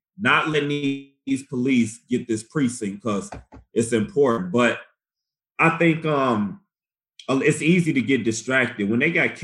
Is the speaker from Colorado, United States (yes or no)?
no; Chicago, Illinois, United States; moved away; I was, of course, growing up in Chicago